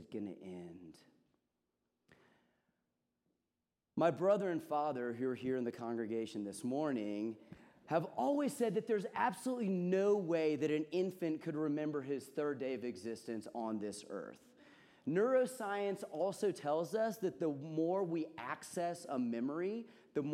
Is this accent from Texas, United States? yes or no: yes; Houston, Texas, United States; I was born on August 11th, 1983, in the midst of Hurricane Alicia, a Category 3 storm that lashed the coast of Galveston, Texas, before making its way inland to Houston, where I was reared